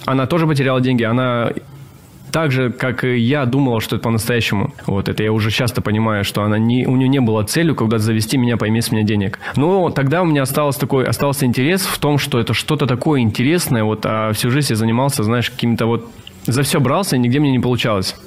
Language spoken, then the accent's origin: Russian; Russian Far East, Russia; moved away as an adult; also born or lived in South Korea; Я сам с Дальнего Востока